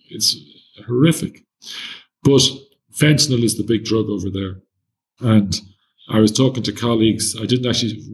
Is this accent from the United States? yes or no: no; Ireland; As an Irish person